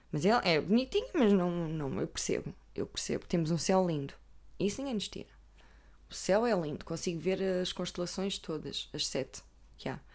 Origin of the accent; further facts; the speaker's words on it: Coimbra, Coimbra District, Portugal; Normalmente sou de Coimbra, não estou a brincar.